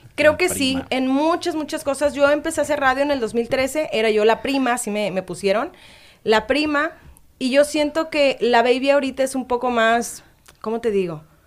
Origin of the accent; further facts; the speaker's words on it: Boca del Río, Veracruz, Mexico; Soy de Veracruz, soy de Boca del Río, Veracruz